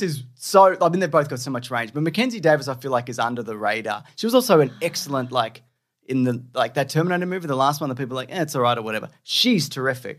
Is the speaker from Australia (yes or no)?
yes; Australia; accent: Australian; it's my Australian accent